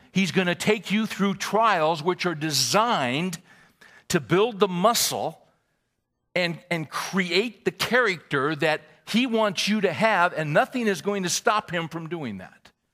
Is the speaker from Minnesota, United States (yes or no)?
no; California, United States; moved away as an adult; also born or lived in Little Rock, Arkansas; I was born and raised in California.